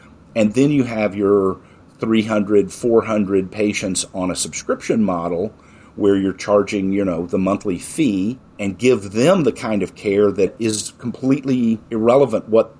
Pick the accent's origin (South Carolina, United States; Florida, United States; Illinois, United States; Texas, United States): Texas, United States; I'm from Texas